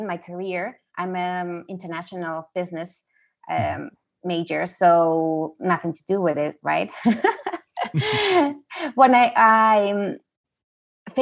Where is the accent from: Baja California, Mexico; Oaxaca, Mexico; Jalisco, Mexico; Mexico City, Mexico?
Baja California, Mexico; Mexicali; I'm from Mexicali, from Baja